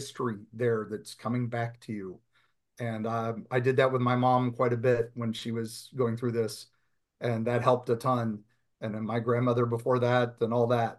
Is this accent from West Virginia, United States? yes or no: yes; West Virginia, United States; I grew up in West Virginia